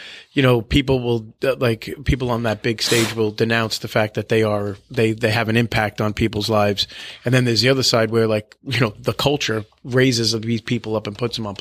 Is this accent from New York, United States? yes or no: yes; Long Island, New York, United States; growing up in my house, like my big household, big sports house, I'm the oldest of eight, Italian family as well. So like, we're from Long Island